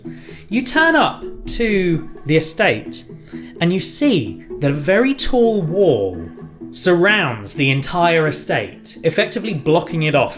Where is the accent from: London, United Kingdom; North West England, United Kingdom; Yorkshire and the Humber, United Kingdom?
Yorkshire and the Humber, United Kingdom; I'm from Yorkshire, I am.